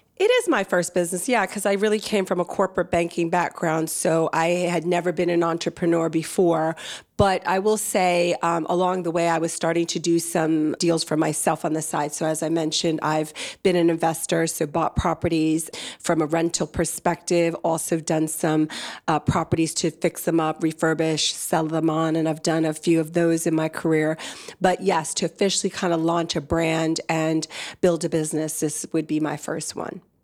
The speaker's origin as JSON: {"language": "English", "region": "New Jersey", "country": "United States", "tie": "born or raised there", "also_born_or_lived": "Nigeria / Washington, D.C.", "accent": "soft American", "moved": "as an adult", "lives_now": "London, United Kingdom", "said": "grew up in the States, in New Jersey, but also lived about ten years in Washington, D C before moving over to London about eight years ago"}